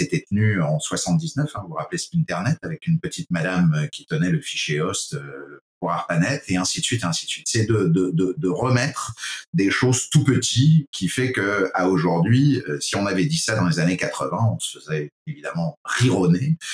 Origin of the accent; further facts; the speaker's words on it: France; accent: French (from France); moved away as an adult; now in Quebec, Canada; vu mon accent français d'origine, euh, fier de l'être citoyen canadien, désormais canadien depuis 12 ans. Euh, depuis mon arrivée au Québec